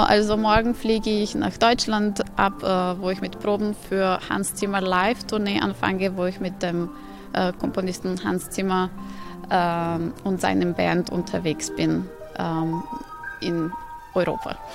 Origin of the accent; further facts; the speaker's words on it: Novi Sad, Vojvodina, Serbia; in Novi Sad, die auch meine Heimatstadt ist